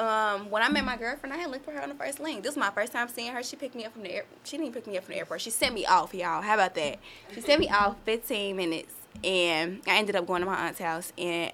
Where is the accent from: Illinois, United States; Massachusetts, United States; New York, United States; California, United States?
Illinois, United States; Chicago; now in Houston, United States; I'm from Chicago.